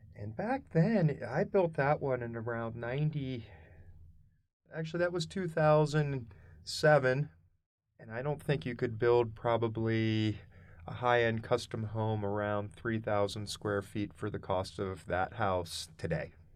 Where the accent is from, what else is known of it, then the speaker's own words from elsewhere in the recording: Harrisburg, Pennsylvania, United States; moved away as an adult; also born or lived in Boulder, Colorado; now in Colorado, United States; I was born and raised in Pennsylvania, central Pennsylvania, around Harrisburg area